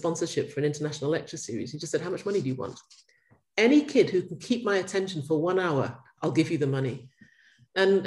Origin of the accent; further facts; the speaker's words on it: Ghana; I grew up in Ghana